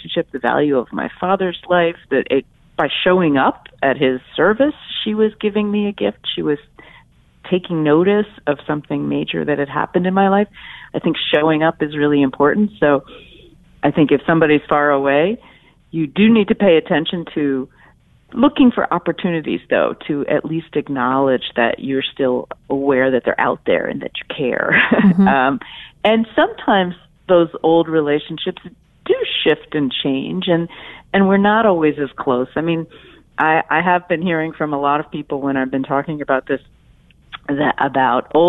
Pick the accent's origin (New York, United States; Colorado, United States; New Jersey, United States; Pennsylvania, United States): Pennsylvania, United States; Philadelphia; my hometown of Philadelphia